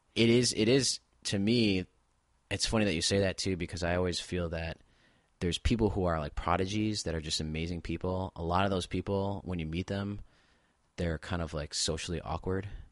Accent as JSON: {"language": "English", "town": "Buffalo", "region": "New York", "country": "United States", "said": "I'm from Buffalo, New York"}